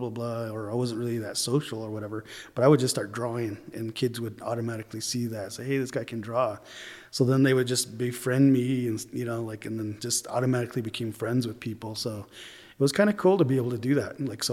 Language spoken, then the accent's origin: English; Tuba City, Arizona, United States; also born or lived in Cedar City, Utah; I'm originally from Tuba City, Arizona, because that's where my mom is from